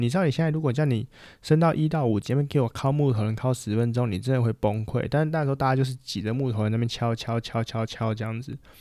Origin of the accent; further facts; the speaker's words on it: Taiwan; 我们台湾人就最爱打架了嘛